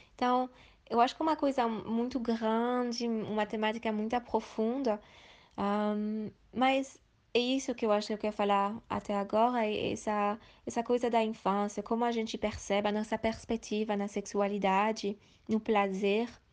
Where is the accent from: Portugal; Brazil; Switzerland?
Switzerland; Portuguese is a second language; moved away as an adult; also born or lived in Asia; E eu sou da Suíça, metade brasileira, minha mãe é de Bahia. E eu nasci, e fui criada na Suíça